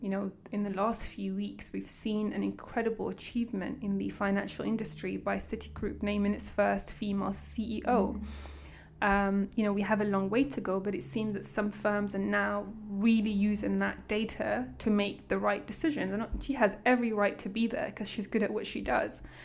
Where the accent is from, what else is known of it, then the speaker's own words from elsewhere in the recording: London, United Kingdom; also born or lived in Eritrea / Port Sudan, Sudan; I grew up around Hendon, Wembley Park, in London